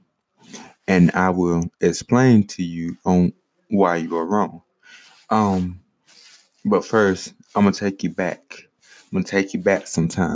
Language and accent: English; Greenwood, South Carolina, United States; also born or lived in Richmond, Virginia / Saluda, South Carolina; now in Ninety Six, United States; I was born in Greenwood, South Carolina. Now, granted, I have lived in Richmond, Virginia. I have lived in Saluda, South Carolina. And now I stay in a small town named 96, South Carolina.